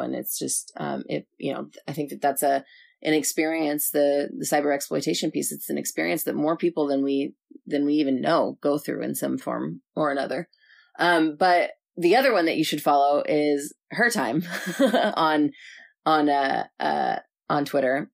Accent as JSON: {"language": "English", "region": "Southern California", "country": "United States", "moved": "yes", "said": "I'm from Southern California"}